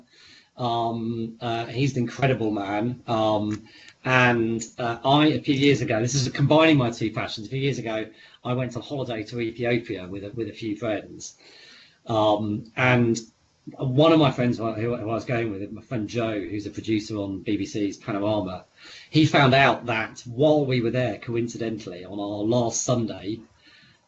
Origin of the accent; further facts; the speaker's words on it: East Anglia, East of England, United Kingdom; where I grew up in East Anglia, the very flat landscape